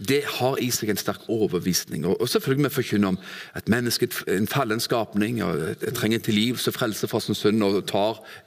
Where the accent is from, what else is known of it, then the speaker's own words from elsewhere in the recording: Stavanger, Rogaland, Norway; moved away as an adult; also born or lived in Kvinesdal / Arendal; now in Froland, Norway; Født og oppvokst i Stavanger